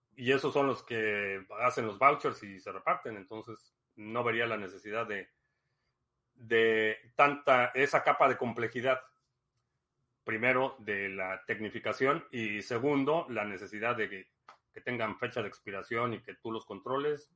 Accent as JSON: {"language": "Spanish", "country": "Mexico", "tie": "born or raised there", "also_born_or_lived": "Dallas, United States / Miami, United States", "moved": "as an adult", "lives_now": "United States", "said": "Nací en México, eh, crecí en México, me mudé a Estados Unidos por cuestiones de trabajo en el 2005"}